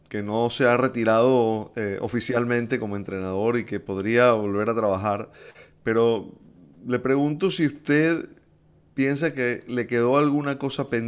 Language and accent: Spanish; Venezuela; el agradecimiento como venezolanos también por eso, profe.